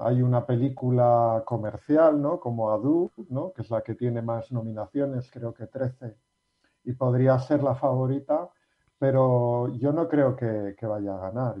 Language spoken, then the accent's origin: Spanish; Basque Country, Spain; los que somos vascos